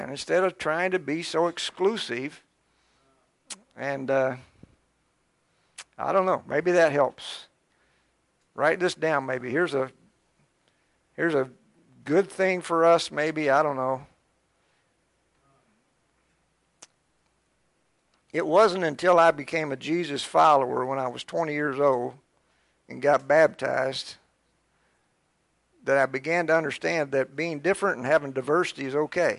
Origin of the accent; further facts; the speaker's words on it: Scott County, Harrison County, Kentucky, United States; I grew up in Scott County, in Harrison County, and I don't think that I knew but about one black family.